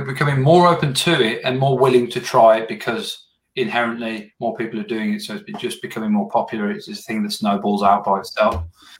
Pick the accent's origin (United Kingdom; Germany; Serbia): United Kingdom; England; moved away as an adult; now in Australia; I moved here to Australia from England 5 years ago.